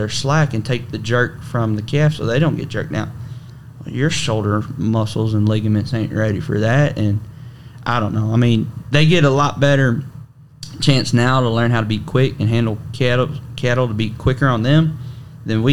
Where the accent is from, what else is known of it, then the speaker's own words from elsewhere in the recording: Salado, Texas, United States; growing up in Salado, Texas